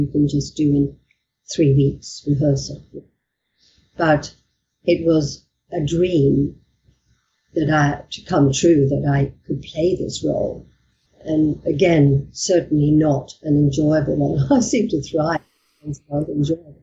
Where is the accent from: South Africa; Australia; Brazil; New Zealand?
Australia; moved away as an adult; also born or lived in England; now in United Kingdom; I'm Australian